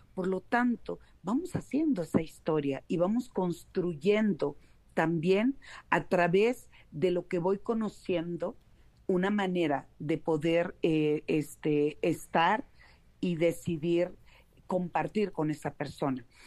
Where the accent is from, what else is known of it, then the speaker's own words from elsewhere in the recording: Mexico; acá en, en mi país, en México